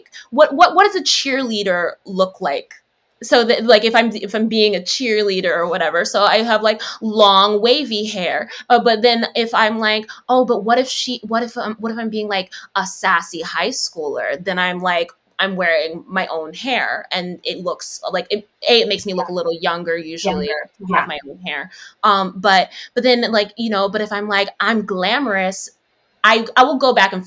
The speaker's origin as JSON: {"language": "English", "town": "New York City", "region": "New York", "country": "United States", "tie": "born or raised there", "said": "I'm from the Bronx"}